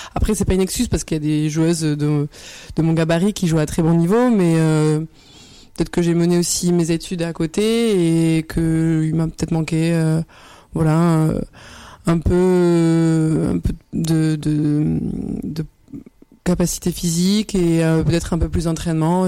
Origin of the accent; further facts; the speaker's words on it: Bordeaux, Nouvelle-Aquitaine, France; moved away as an adult; je suis originaire de Bordeaux. À la base, donc, j'ai commencé là-bas